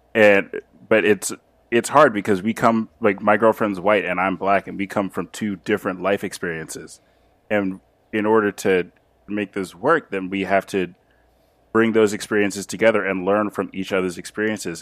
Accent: Los Angeles, California, United States; I'm from L A, uh, or, or California

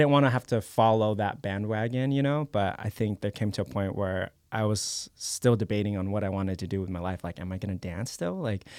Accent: Philippines; I'm Filipino, yeah.

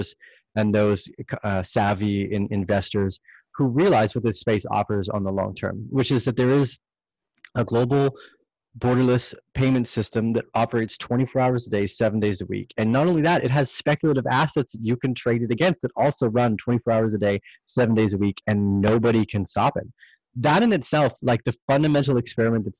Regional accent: Canada; as a Canadian

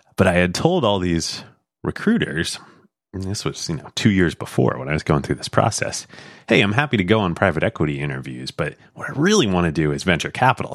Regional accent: Pennsylvania, United States; moved away as an adult; also born or lived in New York; I grew up in Pennsylvania.

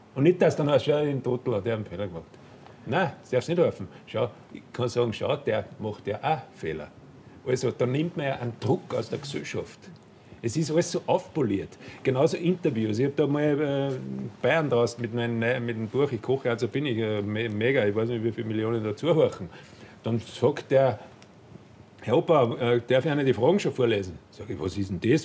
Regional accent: Austria; als Österreicher

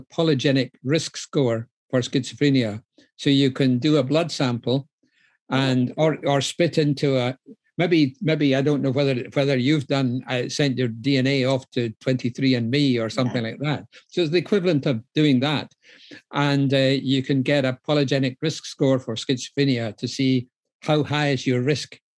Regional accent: Scotland, United Kingdom; now in London, United Kingdom; I'm actually Scottish, even though I work. even though I work in London

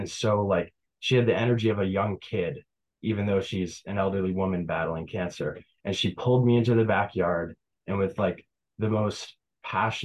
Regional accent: Tupper Lake, New York, United States; building my business in Tupper Lake in my hometown

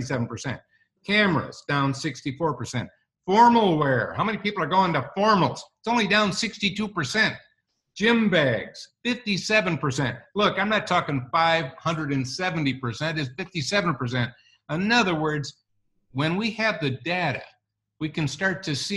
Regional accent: Wisconsin, United States; I'm from Wisconsin

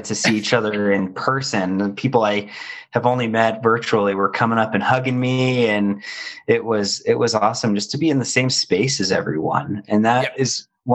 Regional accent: Denver, Colorado, United States; in my hometown, Denver, Colorado

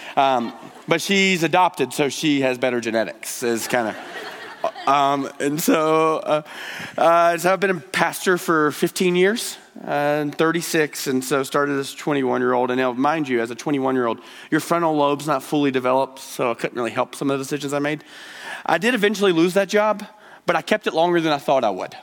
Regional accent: Georgia, United States; now in Billings, United States; I'm from Georgia. Uh, that's where this uh, draw is from

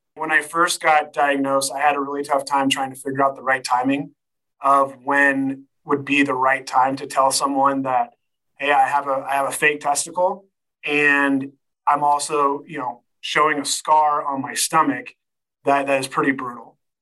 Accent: Sacramento, California, United States; moved away as an adult; now in Colorado, United States; Live here in the great state of Colorado, and uh, I'm originally from Sacramento, but uh, I've been fortunate enough to uh, live in Colorado now for shoot almost 15 years now

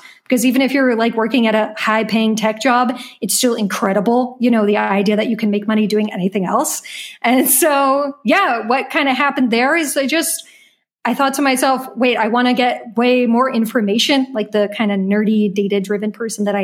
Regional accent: United States; moved away as an adult; now in Berlin, Germany; I am an American living in Berlin

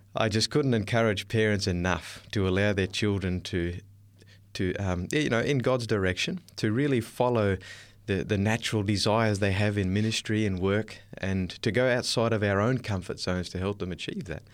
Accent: Darwin, Northern Territory, Australia; I was born in Darwin, up in the north coast of Australia

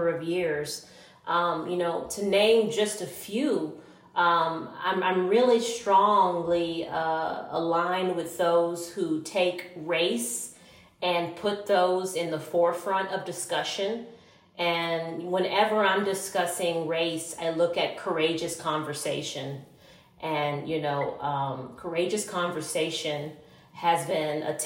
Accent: Port Arthur, Texas, United States; I grew up in Port Arthur, Texas, which is a very small refinery town

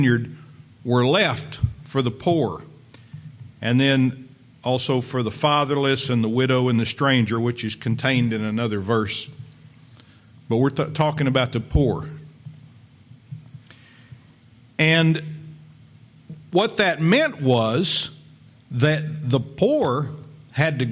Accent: Lubbock, Texas, United States; I grew up in West Texas out there in Lubbock

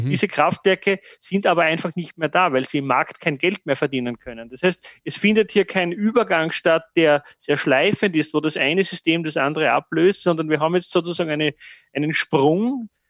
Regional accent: Austria; dass ich stolz bin, dass wir diesen Weg nicht eingeschlagen haben

